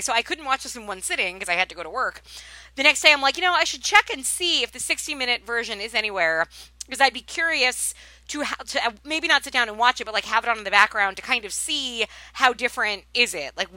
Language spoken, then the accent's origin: English; Long Island, New York, United States; I've tried faking a Long Island accent, which is obviously where I'm from